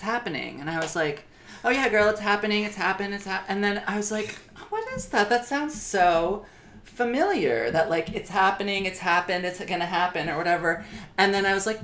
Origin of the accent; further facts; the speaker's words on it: Michigan, United States; I went to high school in Michigan